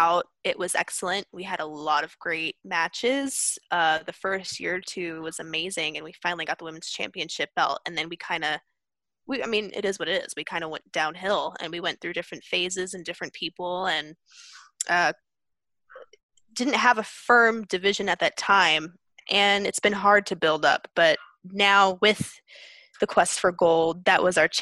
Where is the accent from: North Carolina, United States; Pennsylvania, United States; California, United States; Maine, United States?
Pennsylvania, United States; also born or lived in Brooklyn, New York; I was born in Brooklyn, New York, but the majority of my life I spent growing up in Pennsylvania